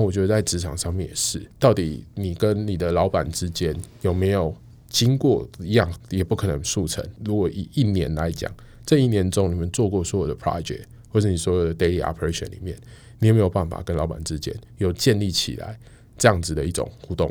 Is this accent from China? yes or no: no; Taiwan; 我们身为台湾人